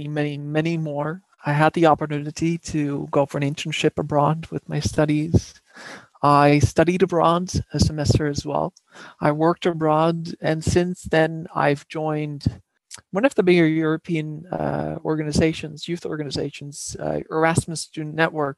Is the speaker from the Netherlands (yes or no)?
yes; Netherlands; English is a second language; moved away; back in my home country in the Netherlands